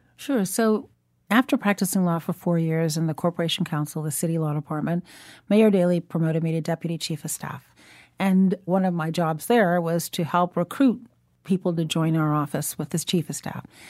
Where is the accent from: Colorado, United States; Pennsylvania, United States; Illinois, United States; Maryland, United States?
Illinois, United States; Chicago; also born or lived in Shiraz, Iran; Growing up in Chicago